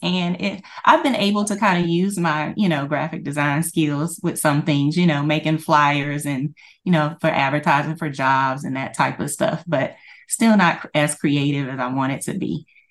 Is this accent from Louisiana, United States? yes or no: yes; Louisiana, United States; I am from Louisiana, and, uh, I currently work for the state